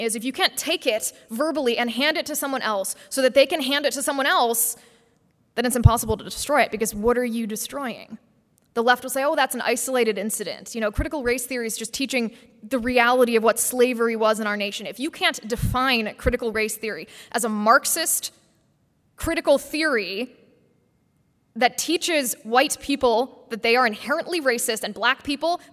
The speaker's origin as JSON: {"language": "English", "region": "Midwest", "country": "United States", "said": "I love the Midwest, I'm from the Midwest"}